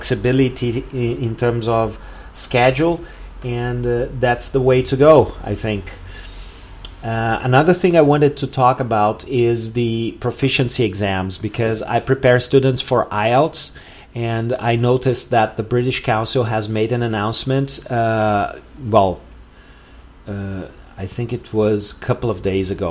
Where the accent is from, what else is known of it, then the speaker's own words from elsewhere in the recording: Porto Alegre, Rio Grande do Sul, Brazil; here in Porto Alegre, in my hometown